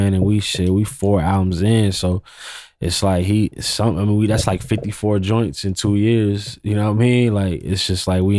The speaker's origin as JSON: {"language": "English", "region": "West Coast", "country": "United States", "said": "Studying his era a little more, because I'm from the West Coast."}